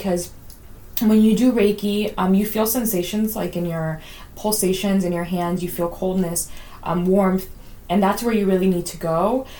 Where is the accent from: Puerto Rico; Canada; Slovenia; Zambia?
Puerto Rico; moved away; I'm from Puerto Rico, and we greet everyone when we walk into a room.